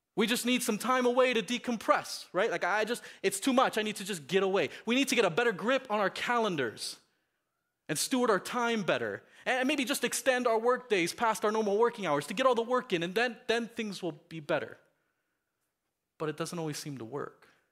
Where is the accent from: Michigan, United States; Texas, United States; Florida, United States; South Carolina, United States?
Florida, United States; Miami; moved away; Growing up in Miami, we had this, um, real pest problem in my house